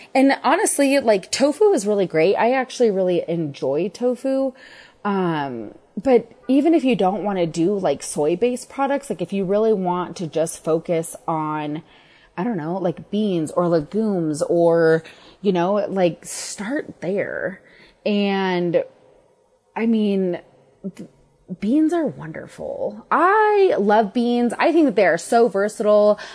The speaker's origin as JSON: {"language": "English", "town": "Denver", "region": "Colorado", "country": "United States", "tie": "born or raised there", "said": "I'm from Denver. I've lived here on and off my entire life"}